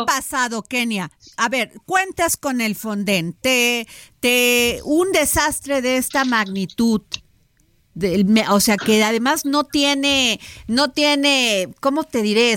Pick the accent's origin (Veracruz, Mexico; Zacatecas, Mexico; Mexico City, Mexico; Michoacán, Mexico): Veracruz, Mexico; moved away; mi pueblo Veracruz